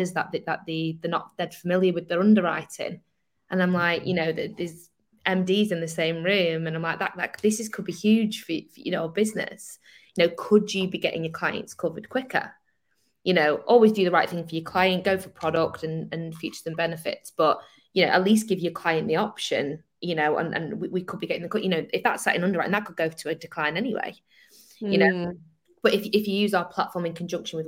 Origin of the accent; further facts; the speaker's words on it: Manchester, North West England, United Kingdom; I'm Manchester